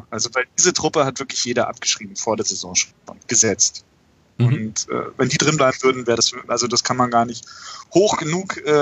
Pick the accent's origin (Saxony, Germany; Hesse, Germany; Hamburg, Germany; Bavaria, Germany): Hesse, Germany; Frankfurt; Es ist ja kein Wunschkonzert, aber als Frankfurter wüsste ich jetzt auch nicht, ob ich äh, am Montag für Werder oder für Stuttgart wäre.